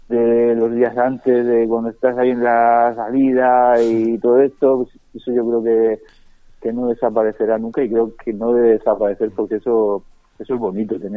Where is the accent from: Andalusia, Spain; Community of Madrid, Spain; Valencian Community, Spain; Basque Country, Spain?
Andalusia, Spain; Seville; yo si voy a Sevilla a que me encanta soy de Sevilla